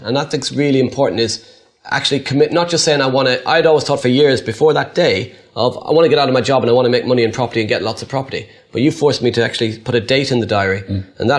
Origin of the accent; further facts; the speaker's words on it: Ireland; being Irish